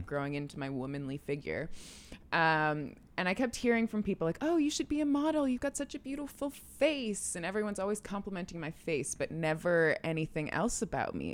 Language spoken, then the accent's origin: English; Clinton, New York, United States; also born or lived in Albany, New York; I was born in Albany and then raised in a small town, Clinton, New York